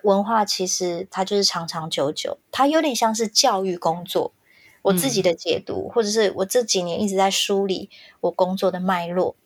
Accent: Hsinchu County, Taiwan; accent: Hailu Hakka; 我是客家人，我的爸爸是新竹竹东客家人。我从小在新竹长大，跟着我的阿公阿婆，他们把我们带大。那我妈妈是美浓的客家人，她跟 Helen 一样是讲四线腔，但她讲是南四线。那嗯。我在新竹长大是讲海陆腔

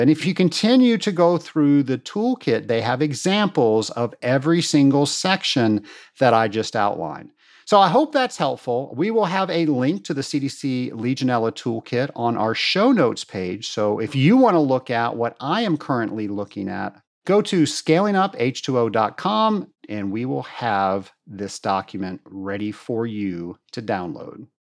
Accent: Atlanta, Georgia, United States; my hometown of Atlanta, Georgia

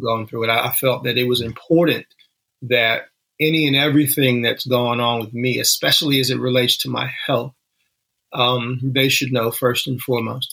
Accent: Danville, Virginia, United States; moved away as an adult; my hometown is Danville, Virginia, little small mm. town right on the Virginia North Carolina border

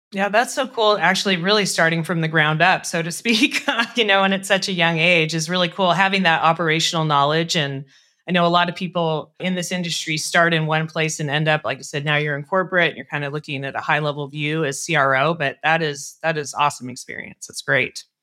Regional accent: Colorado, United States; moved away; I'm from Colorado originally

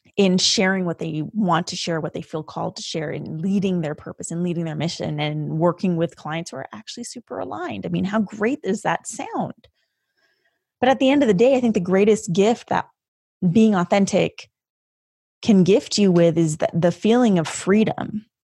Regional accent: Canada; the first generation of your family to be living in a different country, and that country for us was Canada

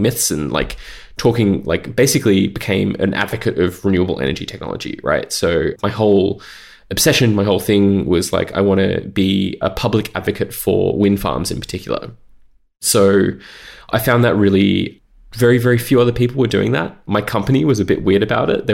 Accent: Australia; I grew up in Australia and I started my career in Australia.

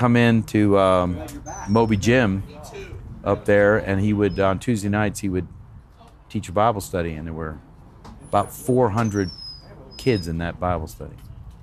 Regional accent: Danbury, Connecticut, United States; I grew up in Danbury, Connecticut

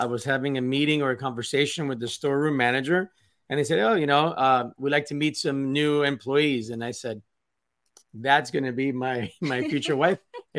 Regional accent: Miami, Florida, United States; moved away as an adult; also born or lived in New York City / Philadelphia / Anguilla; now in Houston, United States; I am 50 years old. I'm born and raised in Miami, Florida. Cuban parents. People never guess that I speak Spanish. Basically grew up in Miami until I was 25.

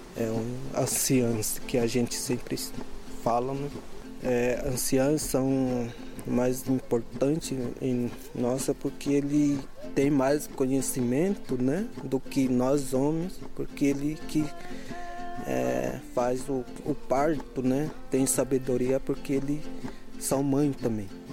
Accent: Boimirim, near Embu-Guaçu, São Paulo, Brazil; Eu nasci lá em. aqui perto do Imbuguaçu, que chama Boimirim

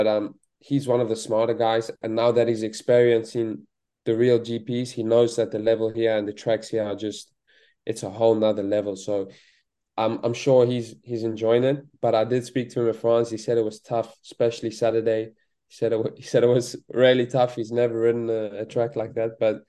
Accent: South Africa; I can just chat with him like a real South African with real South African slang.

